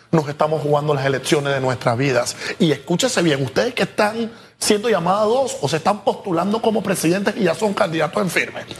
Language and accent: Spanish; Panama; nosotros como panameños